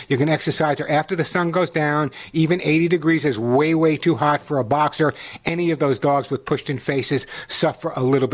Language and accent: English; Long Island, New York, United States; moved away; also born or lived in The Bronx, New York; When I was growing up on Long Island in the Bronx